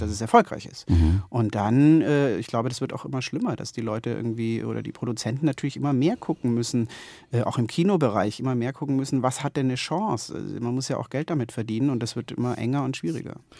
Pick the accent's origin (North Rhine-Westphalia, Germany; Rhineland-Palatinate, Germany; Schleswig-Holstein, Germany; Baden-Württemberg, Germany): Baden-Württemberg, Germany; Konstanz; moved away; meiner Heimatstadt Konstanz